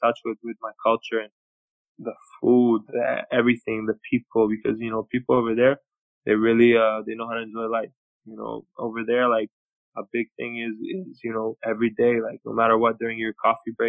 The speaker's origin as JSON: {"language": "English", "town": "Toronto", "region": "Ontario", "country": "Canada", "tie": "born or raised there", "also_born_or_lived": "Belgrade, Serbia / United States", "said": "I grew up in Toronto"}